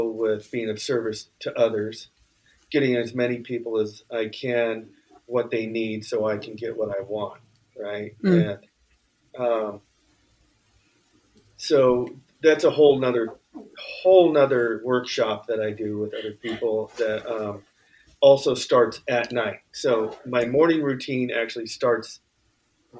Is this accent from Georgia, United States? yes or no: no; Bay Area, California, United States; now in Santa Cruz, United States; I'm from the Bay Area, living in Santa Cruz